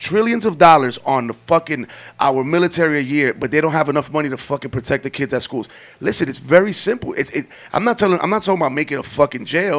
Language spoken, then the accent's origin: English; New York, United States; we grew up in New York.